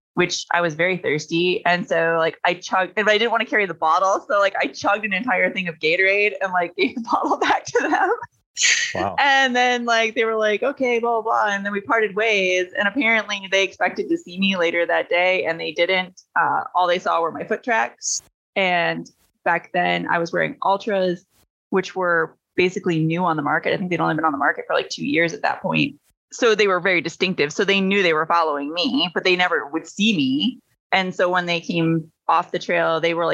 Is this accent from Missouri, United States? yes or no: no; Michigan, United States; moved away as an adult; also born or lived in Washington State; now in East Coast, United States; I'm from Michigan originally. That's where I was born and raised